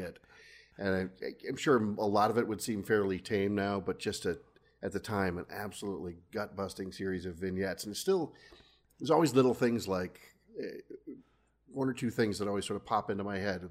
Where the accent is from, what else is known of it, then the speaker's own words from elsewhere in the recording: Washington, United States; also born or lived in California / Seattle area; now in Wisconsin, United States; I am a Californian by birth, but I, I grew up mostly in, in Washington, now live in Wisconsin.